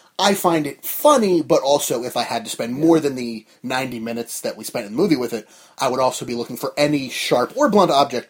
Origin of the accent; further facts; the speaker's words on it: New Jersey, United States; We're from New Jersey.